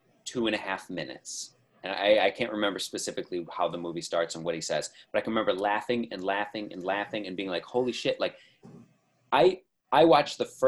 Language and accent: English; United States; as an American